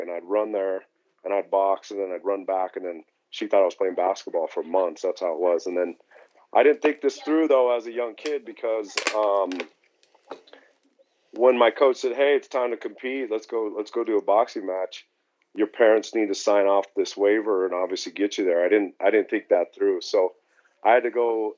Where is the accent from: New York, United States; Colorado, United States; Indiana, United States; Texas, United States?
Colorado, United States; Denver; I was born and raised here in Denver